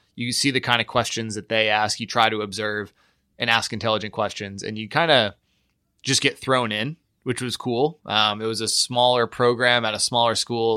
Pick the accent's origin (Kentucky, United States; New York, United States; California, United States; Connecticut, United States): New York, United States; Latham; moved away; also born or lived in Troy, New York; grew up in Latham, New York, which no one has ever heard